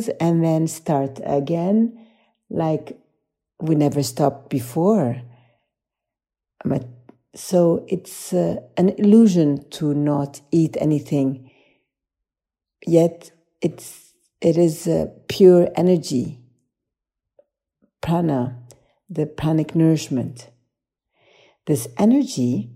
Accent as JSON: {"language": "English", "country": "Poland", "said": "I come from Poland."}